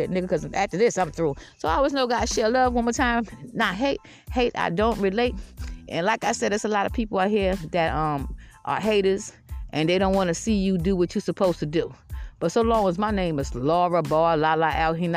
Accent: Georgetown, South Carolina, United States; also born or lived in Columbia, South Carolina / Lexington, South Carolina / Irmo, South Carolina; I'm from Georgetown, South Carolina, but I moved down here where I'm at now

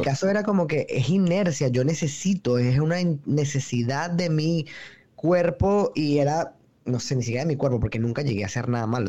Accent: Venezuela; moved away as an adult; now in New York, United States; soy realmente de Venezuela, pero vivo en Nueva York desde hace cuatro años

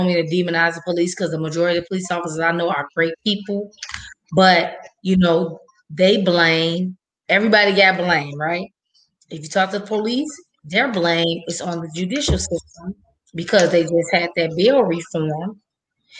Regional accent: Chicago, Illinois, United States; I'm from the West Side

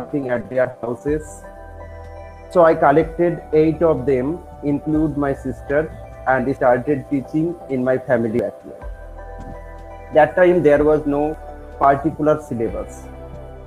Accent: Murshidabad, West Bengal, India; English is a second language; I am from Murshidabad in the state of West Bengal

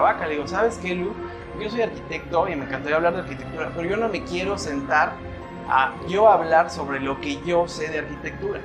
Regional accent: Acatlipa, Morelos, Mexico; moved away; estoy regresando a mi pueblo querido, a mi Acatlipa

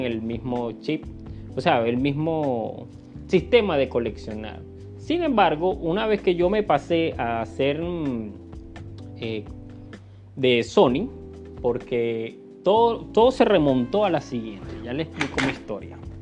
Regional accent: Venezuela; acá en mi país, en Venezuela

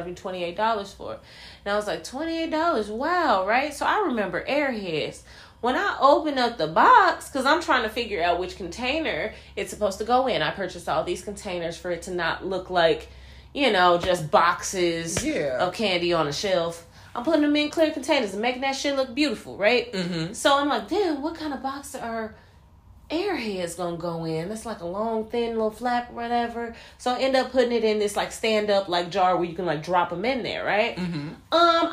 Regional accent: Chicago, Illinois, United States; born and raised in the Chicagoland area

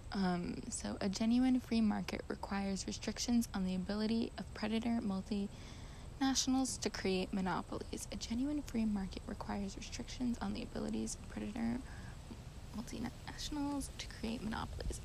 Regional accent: United States; as a white American

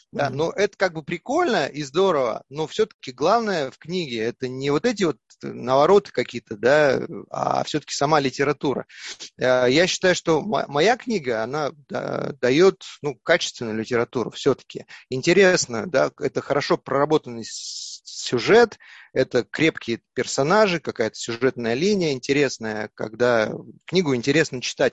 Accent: Yakutia, Sakha Republic, Russia; moved away; все мы оттуда вышли, из Якутии, наша родина

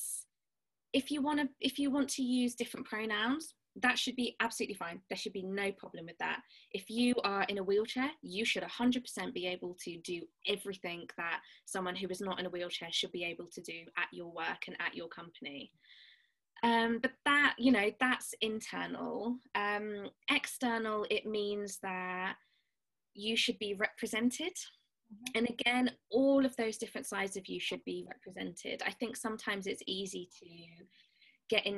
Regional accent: Birmingham, West Midlands, United Kingdom; I'm from Birmingham, so I say last instead of last

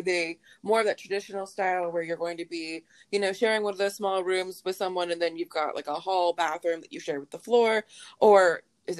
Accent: Charlotte, North Carolina, United States; I grew up in the Charlotte area as well

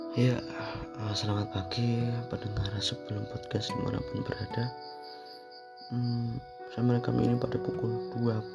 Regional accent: Indonesia; kita lahir di Indonesia

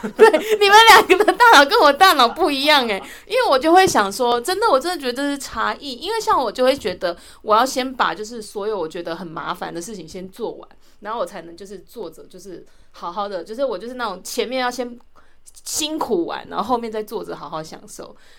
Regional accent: southern Taiwan, Taiwan; moved away; 像我是南部人

